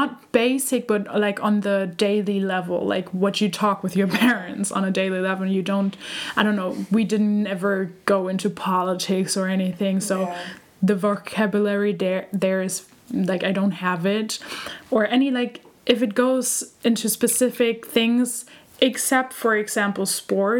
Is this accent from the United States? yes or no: no; Germany; first language German; English is a second language; I grew up here in Germany